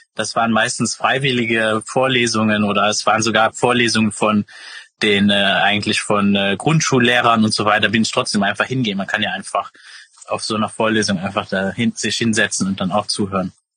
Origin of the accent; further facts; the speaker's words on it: Luxembourg; ursprünglich äh, komme ich aus Luxemburg